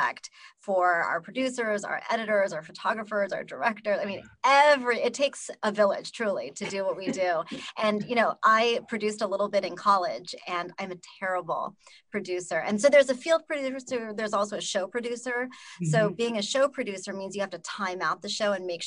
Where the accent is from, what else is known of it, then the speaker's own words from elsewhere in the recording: Southern California, United States; moved away as an adult; also born or lived in Pocatello, Idaho; I grew up though in Southern California, but also in a small town